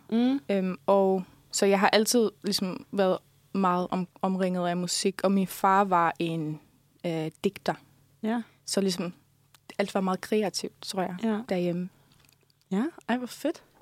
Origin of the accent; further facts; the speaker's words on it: Faroe Islands; first language Faroese; Ja, altså, det gør jeg, fordi at det, det er mit modersmål, så det er ligesom det sprog, som kommer mig helt naturligt.